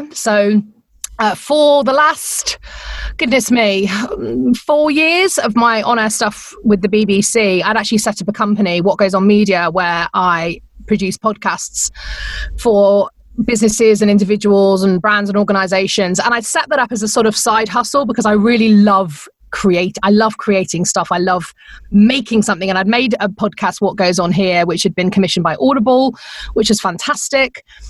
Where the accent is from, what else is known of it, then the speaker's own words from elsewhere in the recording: England, United Kingdom; accent: English; now in Phoenix, United States; I still get a kick over the fact that people laugh at my accent all the time.